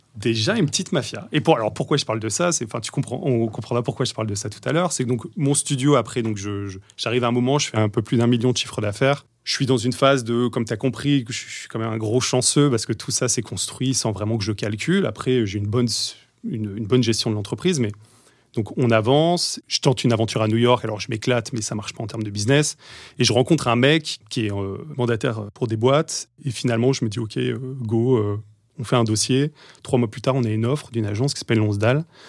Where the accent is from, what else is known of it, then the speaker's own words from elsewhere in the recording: Deux-Sèvres, then Bordeaux, Nouvelle-Aquitaine, France; moved away as an adult; also born or lived in Paris; je viens de Bordeaux, enfin, avant des Deux-Sèvres, vraiment paumé en campagne. Puis Bordeaux